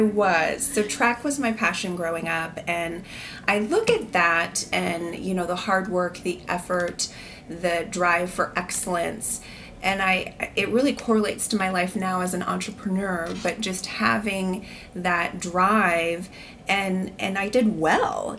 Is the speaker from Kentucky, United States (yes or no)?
no; Columbus, Nebraska, United States; growing up in Columbus, Nebraska